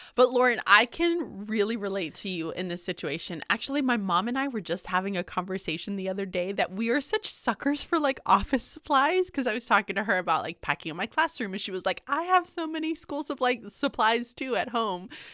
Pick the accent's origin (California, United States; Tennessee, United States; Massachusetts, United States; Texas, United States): Texas, United States; Houston; moved away as an adult; also born or lived in Birmingham, Alabama; now in Pennsylvania, United States; I was born and raised in Houston, Texas